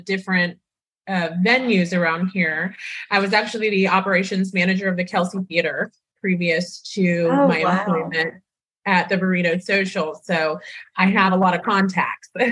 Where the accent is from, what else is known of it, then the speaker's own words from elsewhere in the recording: Loxahatchee, Florida, United States; also born or lived in Miami, Florida / West Palm Beach, Florida / Wellington, Florida / New York City; now in Jupiter, United States; I was actually born and raised in Miami. And I came up to West Palm when I was in second grade